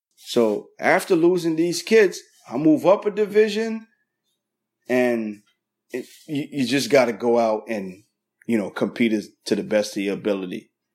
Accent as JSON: {"language": "English", "town": "East Orange", "region": "New Jersey", "country": "United States", "tie": "born or raised there", "said": "I grew up in East Orange, New Jersey."}